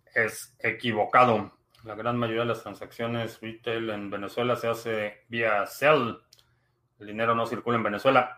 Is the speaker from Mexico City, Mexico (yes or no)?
yes; Mexico City, Mexico; now in United States; Vivo en Estados Unidos, pero soy de la Ciudad de México